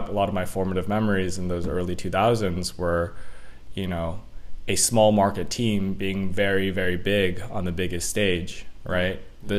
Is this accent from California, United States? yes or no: yes; Elk Grove, California, United States; For the people listening out there, I'll say Elk Grove is more commonly referred to as Sacramento.